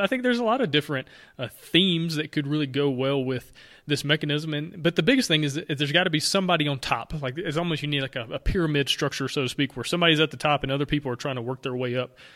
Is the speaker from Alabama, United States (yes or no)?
yes; Alabama, United States; accent: Alabama; my Alabama accent